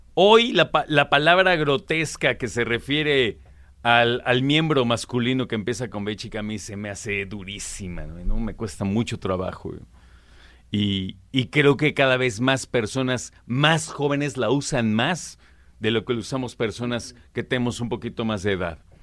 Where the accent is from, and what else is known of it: Mexico